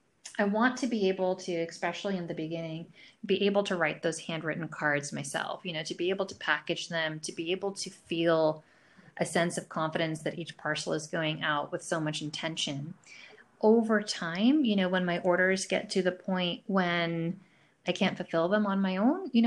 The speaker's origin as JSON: {"language": "English", "region": "New York", "country": "United States", "tie": "born or raised there", "also_born_or_lived": "Boston", "said": "So I grew up in the north. I grew up in a big city, I grew up in New York. I was most recently in Boston."}